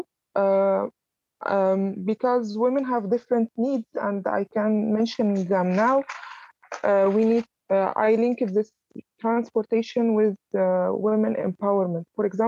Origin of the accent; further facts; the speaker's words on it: Alexandria, Alexandria Governorate, Egypt; moved away as an adult; also born or lived in Cairo; I was basically from Alexandria, which is the second city in Egypt, and my study and my first years of career was in Cairo